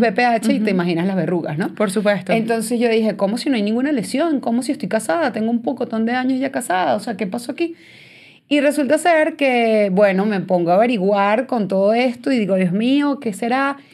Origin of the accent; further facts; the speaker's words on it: San Antonio de los Altos, Miranda, Venezuela; moved away as an adult; also born or lived in Boston, United States; now in United States; yo soy de San Antonio de los Altos